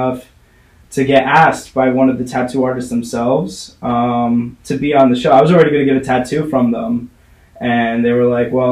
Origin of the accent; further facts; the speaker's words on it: Hoboken, New Jersey, United States; now in Brooklyn, United States; I grew up in Hoboken, New Jersey